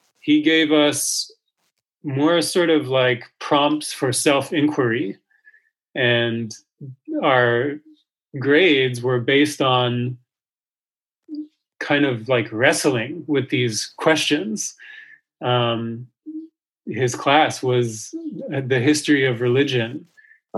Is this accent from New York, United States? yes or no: yes; New York City, New York, United States; I grew up in New York City